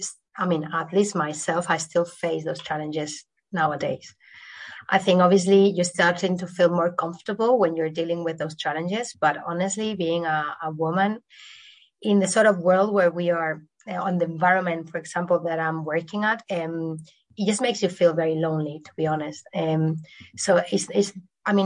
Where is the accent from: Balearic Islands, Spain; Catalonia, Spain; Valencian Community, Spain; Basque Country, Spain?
Valencian Community, Spain; Valencia; also born or lived in London; now in Madrid, Spain; I was born in Valencia, a small city in Spain, though I'm living in Madrid now.